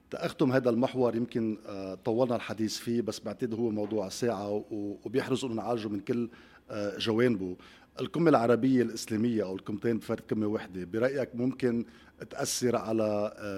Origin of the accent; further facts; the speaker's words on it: Lebanon; نحن عندنا قدره كلبنانيين